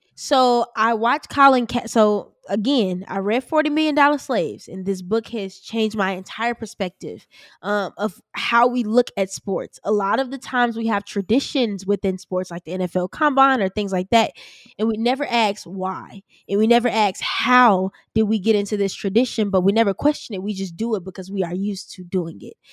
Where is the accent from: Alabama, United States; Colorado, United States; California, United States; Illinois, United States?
Illinois, United States; Chicago; I'm from Chicago